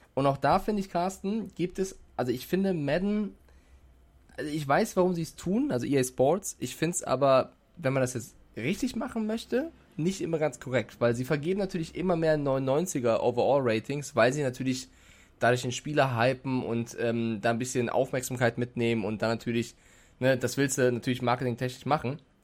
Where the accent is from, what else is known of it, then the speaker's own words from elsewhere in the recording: Germany; als Deutscher oder als als, Euro, als Europäer in der Schweiz